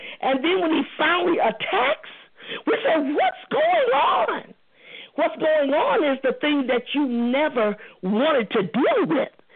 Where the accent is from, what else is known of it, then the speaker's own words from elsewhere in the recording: St. Louis, Missouri, United States; me and Reva from the same hometown. I'm from St. Louis, too